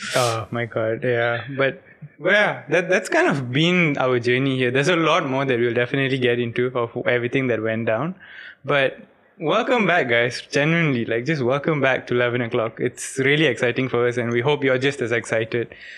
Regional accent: Ipoh, Perak, Malaysia; now in Penang, Malaysia; my hometown's not actually Penang, it's Ipoh

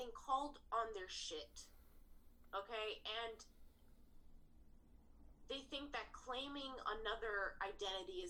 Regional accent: Greece; first language Greek; English is a second language; moved away; my first language was Greek.

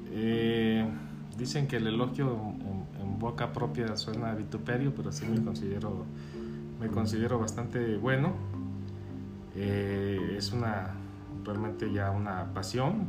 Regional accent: Guadalajara, Jalisco, Mexico; moved away as an adult; also born or lived in Los Cabos; soy de Guadalajara, aquí nací

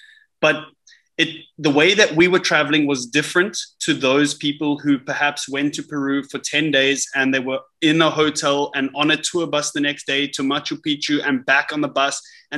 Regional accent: Dubai, United Arab Emirates; I'm from Dubai. It's the most expensive city you can live

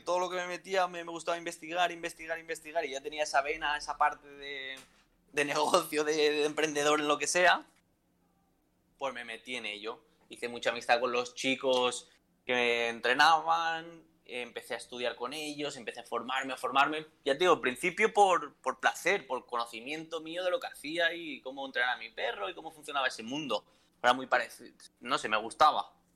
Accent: a town near Valencia, Valencian Community, Spain; moved away as an adult; also born or lived in Alicante; es de mi pueblo, es de Guadalupe

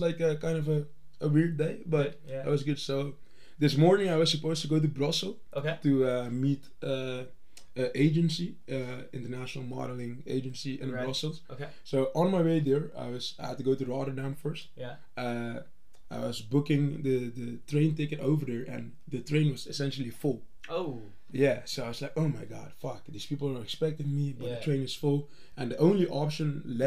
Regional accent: Curaçao; moved away as an adult; now in Utrecht, Netherlands; I'm originally from the Dutch colonies, a little island in the Caribbean called Curaçao. And I moved to the Netherlands when I was 18 for studying

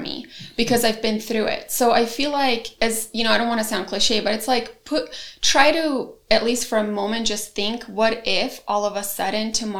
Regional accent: Bosnia & Herzegovina; also born or lived in Germany / Croatia; now in United States; I was born in Bosnia

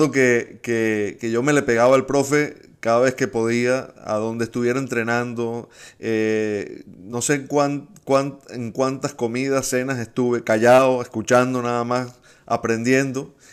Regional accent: Venezuela; el agradecimiento como venezolanos también por eso, profe.

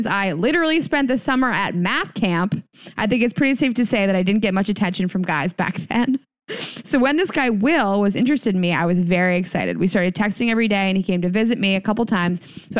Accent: North Carolina, United States; Now, I'm from North Carolina, so trust me, I've seen some religious shit in my day

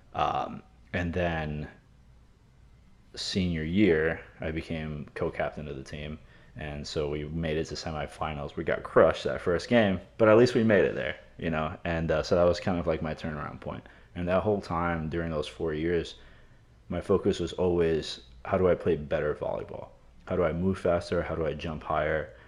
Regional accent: New York City, New York, United States; growing up in New York

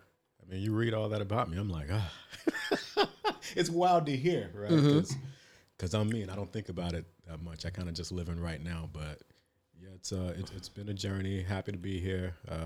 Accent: North Carolina, United States; That wasn't it for me, because I'm from North Carolina, and I thought Chicago was big.

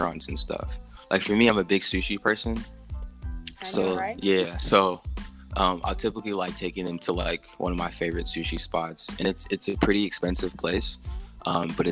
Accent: United States; me being an American

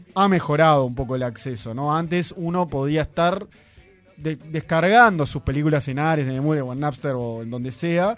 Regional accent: Uruguay; somos los uruguayos

